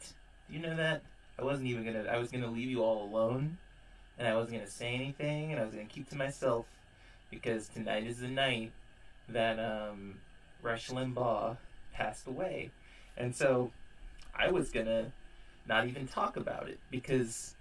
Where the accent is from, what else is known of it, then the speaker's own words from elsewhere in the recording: California, United States; my home state in California